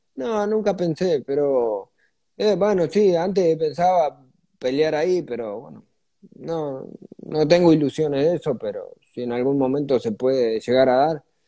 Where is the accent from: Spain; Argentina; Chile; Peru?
Argentina; Margarita, Santa Fe; yo nací en el campo y después me vine eh, ahí, cerca de Margarita